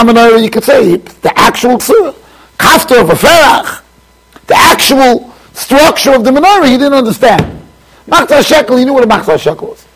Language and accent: English; United States; also born or lived in Jerusalem; I'm here from America